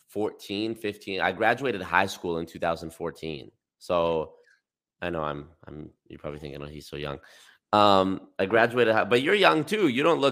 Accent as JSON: {"language": "English", "region": "Alberta", "country": "Canada", "tie": "born or raised there", "said": "I was born here."}